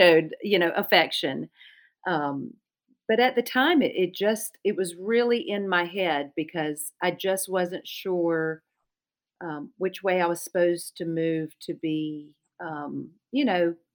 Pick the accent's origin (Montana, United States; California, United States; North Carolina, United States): North Carolina, United States; Charlotte; accent: Lumbee dialect; my older sister and younger brother and I grew up in Charlotte